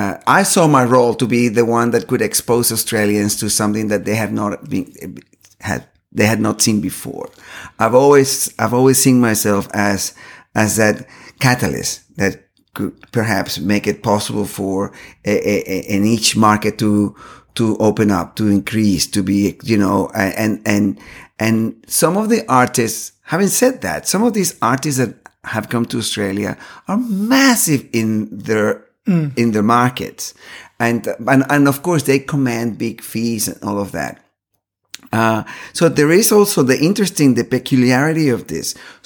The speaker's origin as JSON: {"language": "English", "town": "Caracas", "region": "Capital District", "country": "Venezuela", "tie": "born there", "said": "I was born in Caracas, Venezuela."}